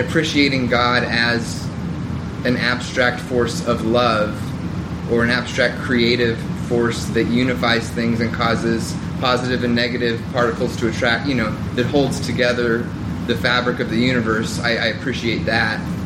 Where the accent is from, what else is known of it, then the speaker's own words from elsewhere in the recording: Southern Bible Belt, United States; growing up in the Southern Bible Belt